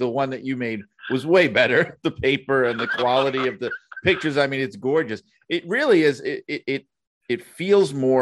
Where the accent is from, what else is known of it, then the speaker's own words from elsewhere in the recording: New York City, New York, United States; moved away as an adult; now in Connecticut, United States; I grew up in New York City, but I know because people who listen are already complaining about my accent